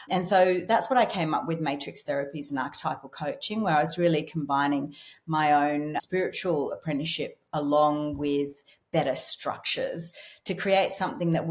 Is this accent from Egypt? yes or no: no; Scotland, United Kingdom; I'm Scottish.